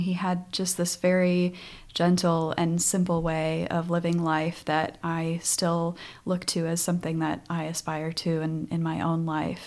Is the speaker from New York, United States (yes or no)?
no; North Dakota, United States; moved away; I grew up on a farm in North Dakota